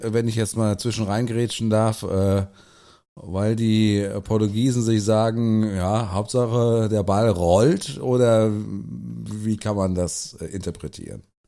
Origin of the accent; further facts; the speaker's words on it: Germany; uns als Deutsche